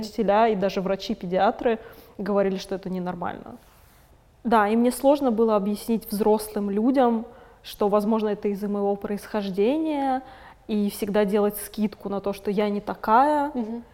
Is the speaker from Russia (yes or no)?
yes; Moscow, Russia; first language Russian; я выросла в Москве, mm ходила в российскую школу, говорю по-русски, это мой первый язык